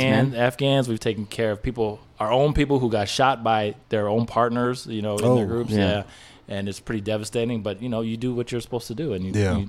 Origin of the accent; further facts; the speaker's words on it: West Coast, United States; also born or lived in Hawaii; So I grew up on the West Coast. My dad was in the Navy. We lived all over the West Coast.